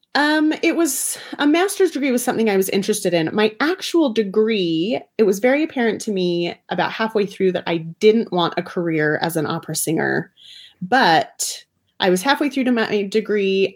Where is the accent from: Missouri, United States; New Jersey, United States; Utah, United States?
Utah, United States; Bountiful; I was raised in Davis County, Utah, like very Orthodox family